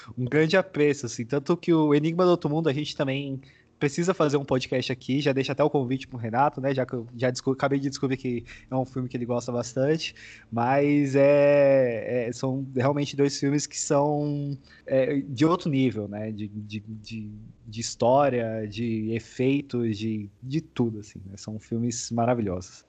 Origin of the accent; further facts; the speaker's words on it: São Paulo, Brazil; eu sou de São Paulo, né, não, não sei quem sabe, mas eu sou de São Paulo